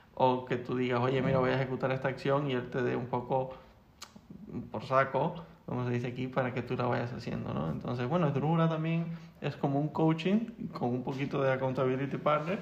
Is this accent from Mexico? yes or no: no; Las Palmas de Gran Canaria, Canary Islands, Spain; moved away as an adult; now in Madrid, Spain